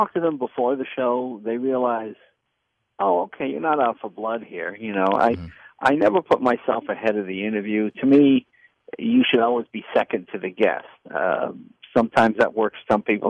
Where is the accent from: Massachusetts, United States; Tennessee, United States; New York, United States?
Massachusetts, United States; Boston; I'm from Boston